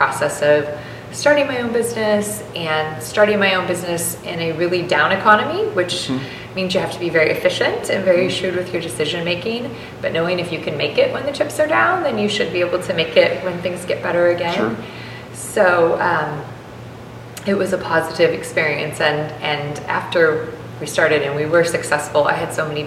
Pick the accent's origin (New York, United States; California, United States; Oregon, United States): Oregon, United States; McMinnville; if you were born and raised here, which I was